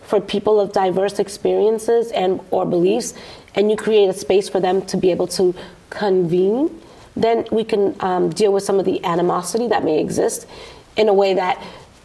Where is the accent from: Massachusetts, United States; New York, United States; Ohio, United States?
Massachusetts, United States; Boston; So I grew up in Dorchester.